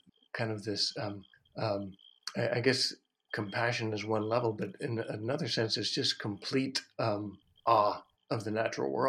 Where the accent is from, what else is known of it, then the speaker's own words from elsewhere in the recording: El Paso, Texas, United States; So I grew up in El Paso, Texas, kind of on the edge of El Paso.